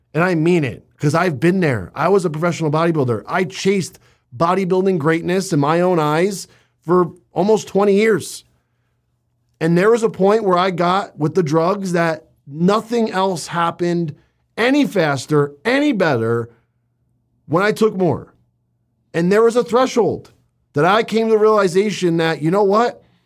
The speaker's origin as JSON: {"language": "English", "region": "Northeast", "country": "United States", "tie": "born or raised there", "also_born_or_lived": "New Jersey", "said": "I was growing up in the Northeast in New York and New Jersey"}